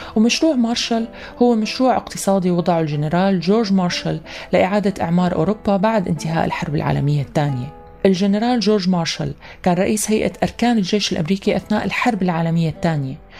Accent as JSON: {"language": "Arabic", "country": "Syria", "said": "نحن كسوريين"}